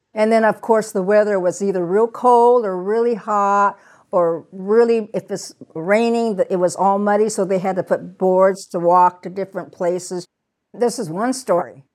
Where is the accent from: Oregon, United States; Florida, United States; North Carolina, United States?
Oregon, United States; Portland; also born or lived in Minidoka, Idaho; my parents ended up coming back to Portland